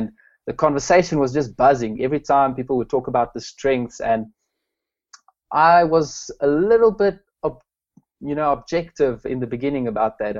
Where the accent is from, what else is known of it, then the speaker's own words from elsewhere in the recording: Pretoria, Gauteng, South Africa; now in Klerksdorp, South Africa; I'm from South Africa, a little town called Klerksdorp. Originally grew up in Pretoria